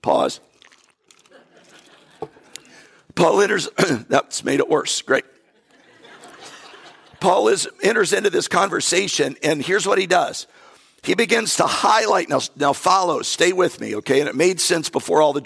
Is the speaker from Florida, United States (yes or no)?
yes; North Florida, United States; I'm from North Florida. My background is country in a way.